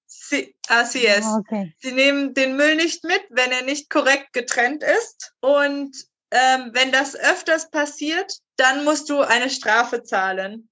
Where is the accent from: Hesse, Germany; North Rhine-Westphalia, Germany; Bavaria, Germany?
Hesse, Germany; Zwingenberg; moved away as an adult; also born or lived in Colombia; now in Esslingen, Germany; in Zwingenberg, wo ich aufgewachsen bin, gibt es zwei Burgen auf den Bergen.